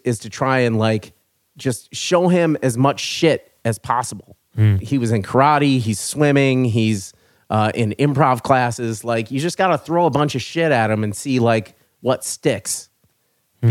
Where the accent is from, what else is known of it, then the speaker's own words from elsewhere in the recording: Kenosha, Wisconsin, United States; moved away; I grew up in Kenosha, Wisconsin